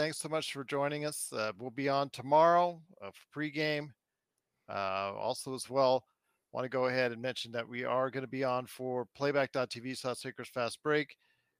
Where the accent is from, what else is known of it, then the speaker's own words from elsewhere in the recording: California, United States; I'm originally from California.